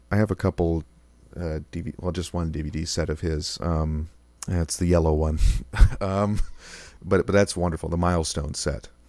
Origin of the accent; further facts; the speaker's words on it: Rochester, New York, United States; moved away as an adult; also born or lived in Georgia; now in Buffalo, United States; my hometown of Rochester